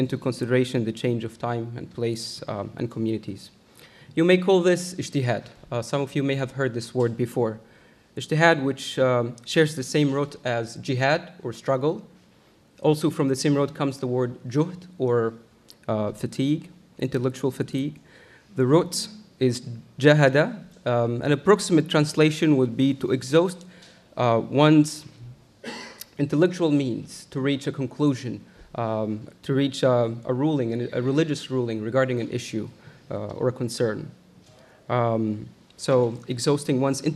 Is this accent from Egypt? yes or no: yes; Egypt; English is a second language; moved away as an adult; now in United States; I grew up in Egypt and studied Al-Azhar